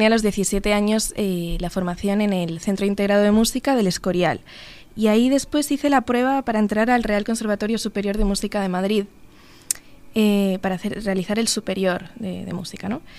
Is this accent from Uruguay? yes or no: yes; Uruguay; tenía unas ganas increíbles de, de venir porque es mi segunda casa, Uruguay, o sea, yo soy uruguaya también, entonces no es un, país ajeno